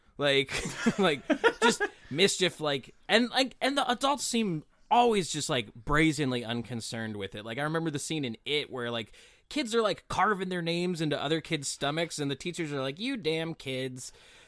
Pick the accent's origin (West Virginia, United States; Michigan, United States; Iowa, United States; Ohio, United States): West Virginia, United States; I grew up near Blackwater Falls, which is named as such because the acid from the hemlock trees and the hemlock roots, it's just a naturally high in acid tree, gets into the water and makes it look black and sludgy